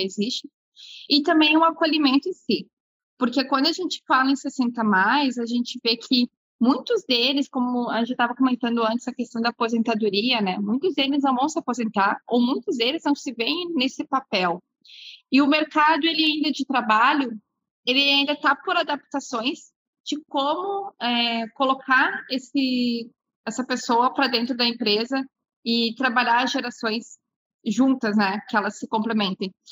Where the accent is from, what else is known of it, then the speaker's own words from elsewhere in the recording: Porto Alegre, Rio Grande do Sul, Brazil; eu nasci aqui no Rio Grande do Sul mesmo, nasci em Porto Alegre